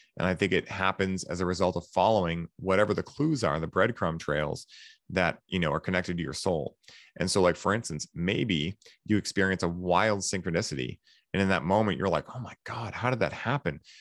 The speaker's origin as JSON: {"language": "English", "town": "Boston", "region": "Massachusetts", "country": "United States", "said": "I'm from Boston"}